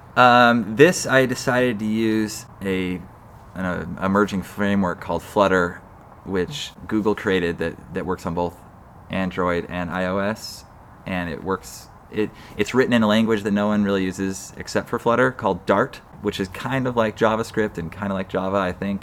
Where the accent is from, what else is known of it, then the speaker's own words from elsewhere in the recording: Salt Lake City, Utah, United States; moved away as an adult; also born or lived in Boston / East Coast; now in San Francisco Bay Area, United States; I, I grew up in Utah, Salt Lake City, uh, the third of six kids